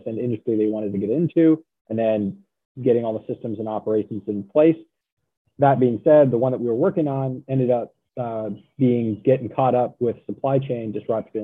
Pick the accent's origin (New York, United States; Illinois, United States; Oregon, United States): Oregon, United States; Central; moved away as an adult; now in Virginia, United States; I grew up in Central Oregon. And, or, you know, I was raised in Central Oregon. And then when it was time for college, I moved to Virginia